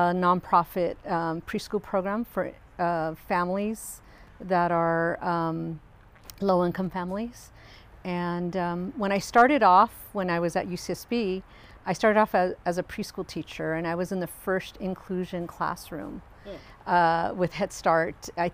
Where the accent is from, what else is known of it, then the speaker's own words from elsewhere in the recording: Los Angeles, California, United States; also born or lived in San Gabriel Valley, California; now in Santa Barbara, United States; I was born in Los Angeles, California. I grew up within the general Los Angeles area. When I was in junior high, we moved to the San Gabriel Valley. So I graduated from San Gabriel High School